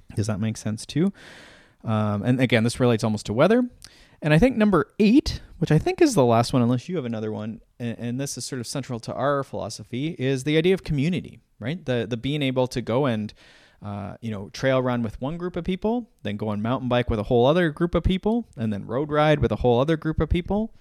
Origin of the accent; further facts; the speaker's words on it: Canada; I started as a Canadian